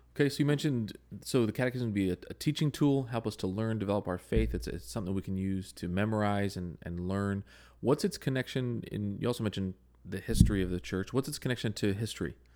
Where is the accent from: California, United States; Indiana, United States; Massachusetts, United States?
California, United States; Southern; I grew up in Southern California